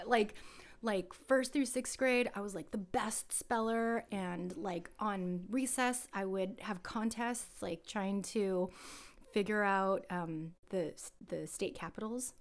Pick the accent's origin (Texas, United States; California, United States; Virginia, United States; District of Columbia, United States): California, United States; San Jose; I was born here in San Jose, and I grew up before San Jose was Silicon Valley